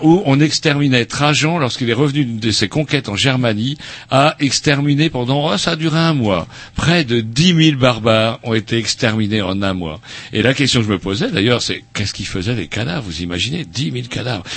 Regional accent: Rennes, Brittany, France; on vient de Rennes

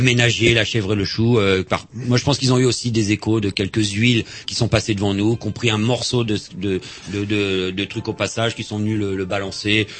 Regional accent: Vannes, Brittany, France; now in Rennes, France; comme je suis né à Vannes et on habite à, à Rennes depuis, euh, trente ans

